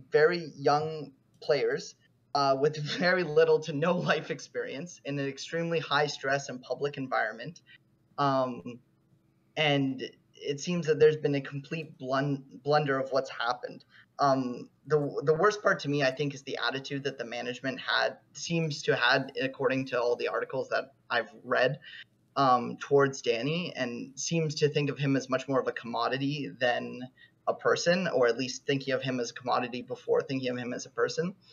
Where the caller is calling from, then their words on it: Toronto, Ontario, Canada; Uh, Toronto, Canada.